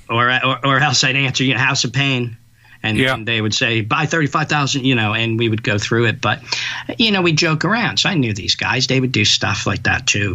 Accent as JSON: {"language": "English", "town": "New York City", "region": "New York", "country": "United States", "said": "I'm a New Yorker"}